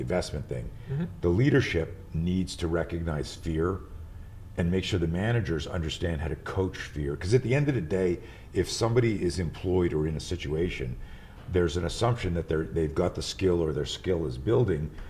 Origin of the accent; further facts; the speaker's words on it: Montreal, Quebec, Canada; moved away; I grew up in Montreal. I live out here now